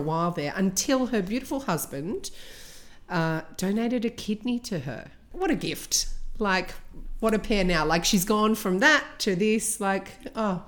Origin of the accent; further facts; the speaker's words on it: Australia; I grew up in Australia